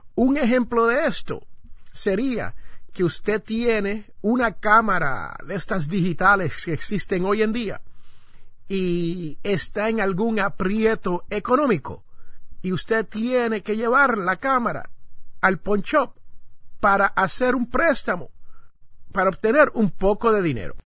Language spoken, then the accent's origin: Spanish; San Juan, Puerto Rico; en el barrio donde yo me crié, en Santurce, Puerto Rico, específicamente Barrio Obrero